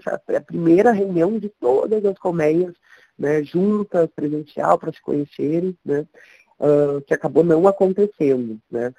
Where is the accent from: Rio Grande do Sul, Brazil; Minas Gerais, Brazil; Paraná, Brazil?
Rio Grande do Sul, Brazil; Porto Alegre; moved away as an adult; now in São Paulo, Brazil; venho do sul, de Porto Alegre, moro em São Paulo uh, já há sete anos no estado